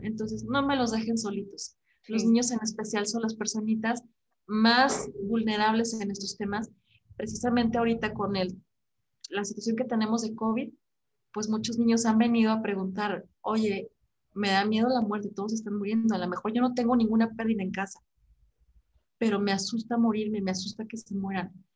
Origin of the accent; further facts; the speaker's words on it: Mexico; como mexicanos